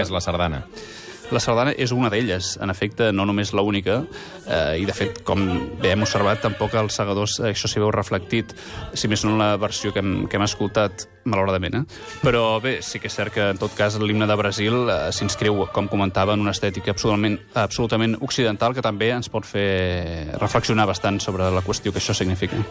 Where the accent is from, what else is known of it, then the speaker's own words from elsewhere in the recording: Catalonia, Spain; com a català absolutament declarat com a patriota